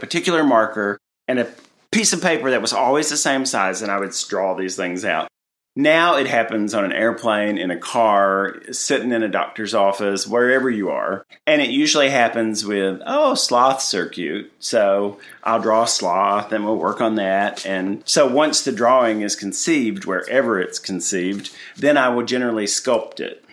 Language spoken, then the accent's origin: English; Tennessee, United States; moved away; I'm from Tennessee